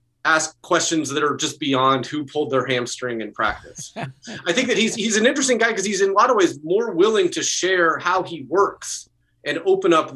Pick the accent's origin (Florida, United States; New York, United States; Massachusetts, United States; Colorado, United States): Colorado, United States; I grew up, I was born in Colorado.